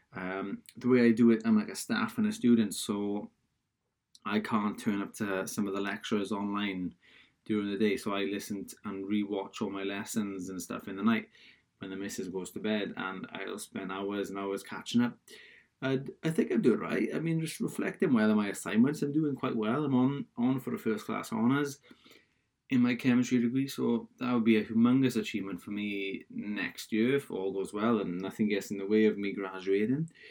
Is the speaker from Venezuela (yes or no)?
no; Wales, United Kingdom; accent: Welsh; I'm Welsh, so I guess I guess if, if you didn't know that from my accent by now